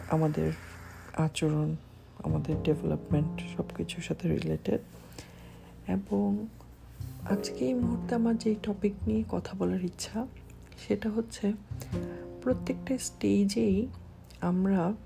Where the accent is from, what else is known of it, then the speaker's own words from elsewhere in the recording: Bangladesh; আমি একজন বাংলাদেশি